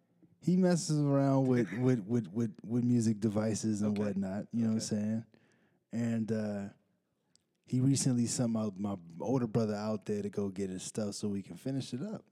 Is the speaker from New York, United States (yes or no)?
no; Salt Lake City, Utah, United States; born there; now in Pittsburgh, United States; But I'm not originally from Pittsburgh.